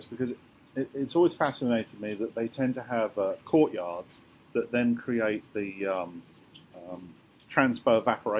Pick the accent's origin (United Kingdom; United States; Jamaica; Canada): United Kingdom; England; Seeing as I'm English